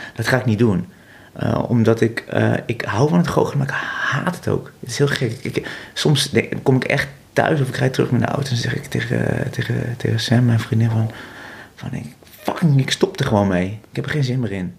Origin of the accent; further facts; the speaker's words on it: Vught, North Brabant, Netherlands; ik ben geboren, geboren in Vught